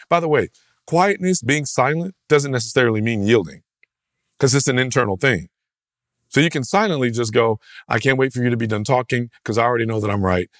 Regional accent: United States; American, rugged, individualist Christians

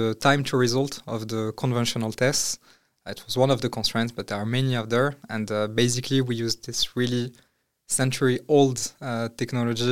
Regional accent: Morocco; moved away as an adult; now in France; I grew up in Morocco. I studied in France

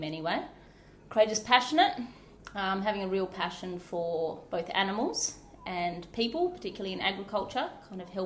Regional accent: Pilbara, Western Australia, Australia; also born or lived in Shay Gap / Yarrie Station; now in Harvey, Australia; So I grew up in the Pilbara in mining towns

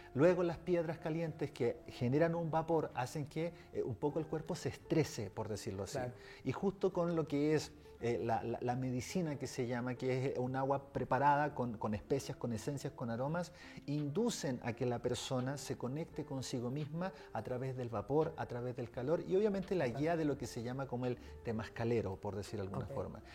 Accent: Chile; yo vengo desde Chile

